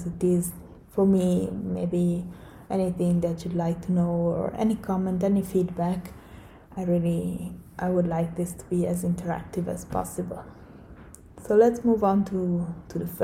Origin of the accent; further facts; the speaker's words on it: Italy; moved away; I'm from Italy, but I have extensive experience living abroad.